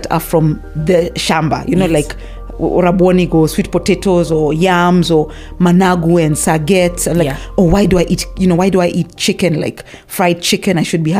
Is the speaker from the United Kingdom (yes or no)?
no; Nairobi, Kenya; I was born in Nairobi. Yeah. I'm a proper Nairobian. I speak better Sheng than Kalenjin type of thing. When I go home and I talk a bit of Kalenjin, everybody laughs at me.